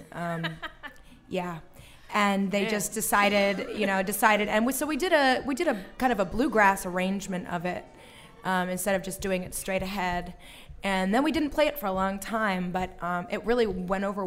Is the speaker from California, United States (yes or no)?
no; Frederick County, Western Maryland, United States; now in New Orleans, United States; I grew up in Western Maryland in Frederick County.